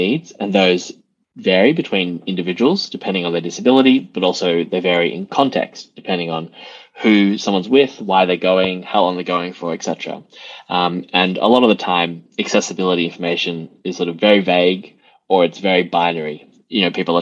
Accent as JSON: {"language": "English", "town": "Melbourne", "region": "Victoria", "country": "Australia", "moved": "as an adult", "lives_now": "United Kingdom", "said": "I am Australian originally, yes. From Melbourne"}